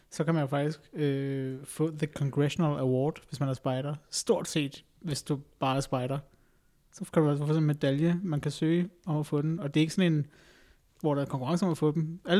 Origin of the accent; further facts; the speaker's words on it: Greenland; jeg er grønlænder